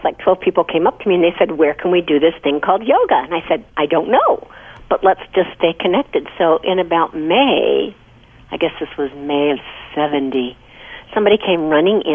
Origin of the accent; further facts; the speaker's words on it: Missouri, United States; moved away as an adult; also born or lived in Toronto, Canada; now in Los Angeles, United States; I grew up in Missouri, and you had meat three times a day